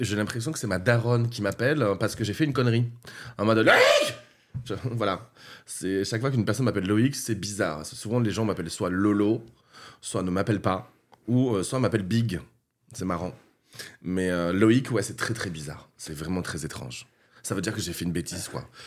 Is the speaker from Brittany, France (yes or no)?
no; Castres, Occitania, France; je viens du sud de la France, du Tarn, de Castres plus exactement, à côté de Toulouse